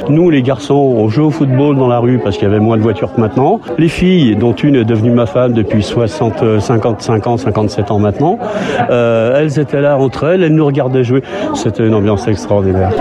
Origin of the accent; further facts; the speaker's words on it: Lyon, Auvergne-Rhône-Alpes, France; Je suis arrivé dans ce quartier de Gerland, j'avais 10 ans